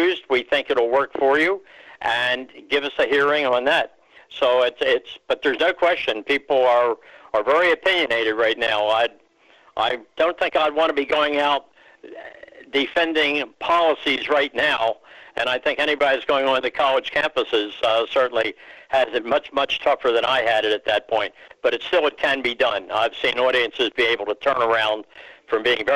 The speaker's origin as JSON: {"language": "English", "town": "Philadelphia", "region": "Pennsylvania", "country": "United States", "said": "my Philadelphia origins"}